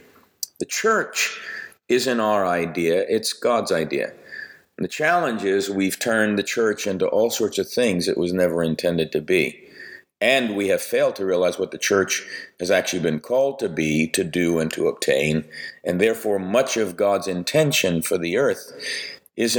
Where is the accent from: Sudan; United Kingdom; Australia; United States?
United States; New York; I grew up Italian in New York